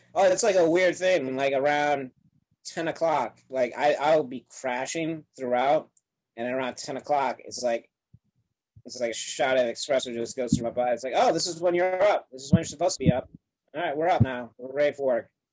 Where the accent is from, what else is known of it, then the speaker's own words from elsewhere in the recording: Upstate New York, United States; I'm a New Yorker, but I'm upstate, which is like foreign country to a lot of them